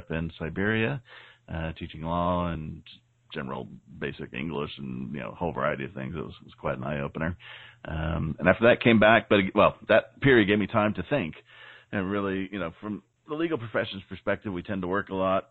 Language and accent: English; San Diego, California, United States; growing up in San Diego, California.